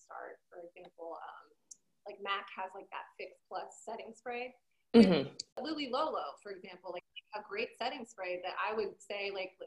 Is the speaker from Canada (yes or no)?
yes; Toronto, Ontario, Canada; moved away; also born or lived in Montreal; I'm Canadian, lived it, like born in Toronto, raised, like kind of raised Toronto, Montreal, so I had to learn French.